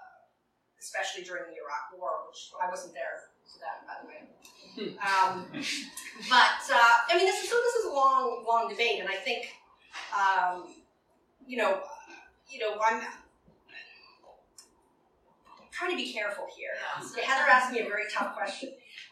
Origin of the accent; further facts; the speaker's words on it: Alberta, Canada; now in New York, United States; I'm from Alberta